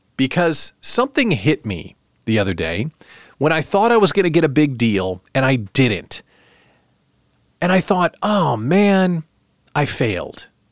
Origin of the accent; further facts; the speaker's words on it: outside Chicago, Illinois, United States; moved away; also born or lived in Lincoln, Nebraska; I was born outside Chicago